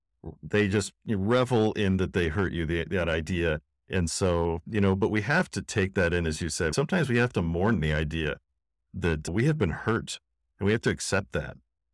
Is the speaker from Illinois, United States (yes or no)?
no; Washington, United States; I am from Seattle Seahawks country.